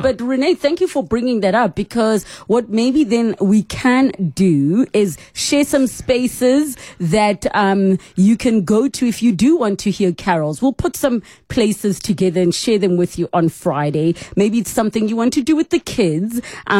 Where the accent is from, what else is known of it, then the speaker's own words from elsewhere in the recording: United Kingdom; And from your perspective, I mean, obviously we bias being British.